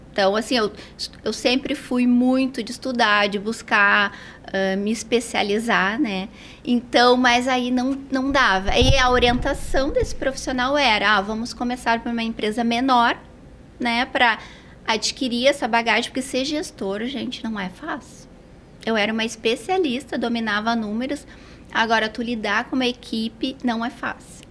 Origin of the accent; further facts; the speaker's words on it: Porto Alegre, Rio Grande do Sul, Brazil; moved away as an adult; Eu sou gaúcha de Porto Alegre, estou aqui há três anos.